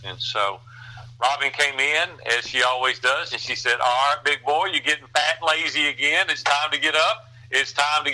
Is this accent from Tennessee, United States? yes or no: yes; Nashville, Tennessee, United States; I grew up in Nashville as a very poor kid.